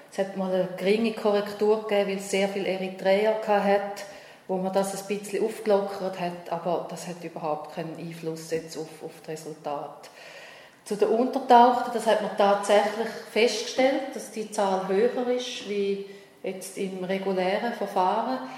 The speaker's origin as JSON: {"language": "German", "country": "Switzerland", "said": "mit wie viel Sorgfalt eigentlich so ein Asylverfahren wirklich äh, abläuft bei uns in der Schweiz."}